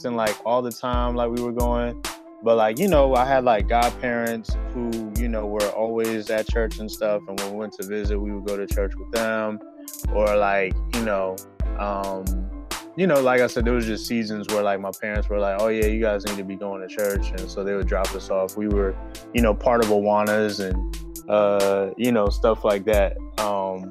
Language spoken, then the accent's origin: English; California, United States; now in Philadelphia, United States; I'm originally from California